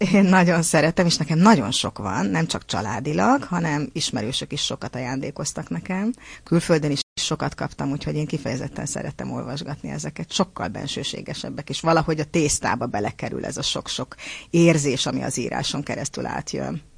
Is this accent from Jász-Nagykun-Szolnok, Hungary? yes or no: yes; Törökszentmiklós, Jász-Nagykun-Szolnok, Hungary; a szülővárosomnak, Törökszent Miklósnak